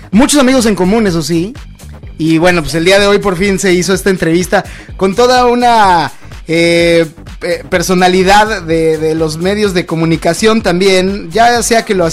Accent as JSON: {"language": "Spanish", "country": "Mexico", "said": "yo soy mexicano y en México tenemos clases"}